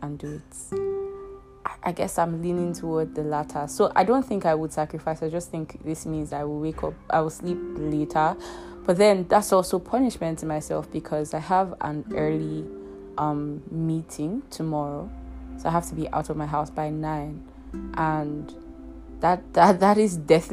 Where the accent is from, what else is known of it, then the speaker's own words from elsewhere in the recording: Nigeria; in Nigeria, there's this thing we do called NYSC.